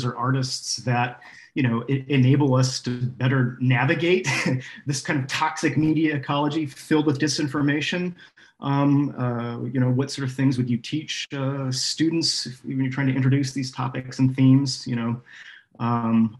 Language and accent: English; United States; now in Norway; as American is that I'm still working over here in Norway.